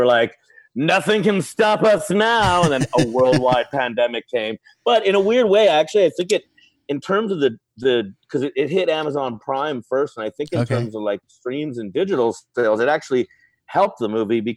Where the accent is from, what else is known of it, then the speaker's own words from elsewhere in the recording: Los Angeles, California, United States; also born or lived in Long Beach / Hollywood / the Valley; Born and raised in Los Angeles